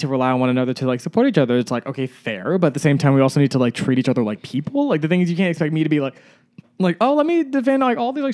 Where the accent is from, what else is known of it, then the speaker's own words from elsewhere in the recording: Atlanta, Georgia, United States; growing up in Atlanta